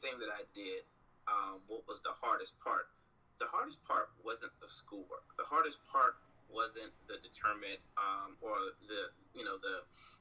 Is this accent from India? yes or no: no; Jacksonville, Florida, United States; moved away as an adult; also born or lived in Atlanta, Georgia / Baltimore, Maryland; now in Los Angeles, United States; Originally, I'm from Jacksonville, Florida. Born and raised there